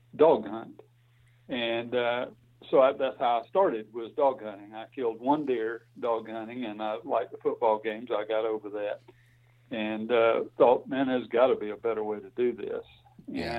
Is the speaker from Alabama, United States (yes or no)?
yes; Alabama, United States; I grew up on a farm in Alabama and went to school. Did all my education in Alabama.